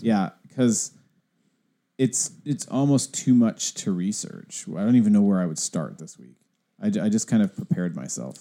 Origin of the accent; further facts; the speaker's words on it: the Northwest, Pacific Northwest, United States; also born or lived in Pasadena; I've only almost exclusively, exclusively ever lived in the Northwest.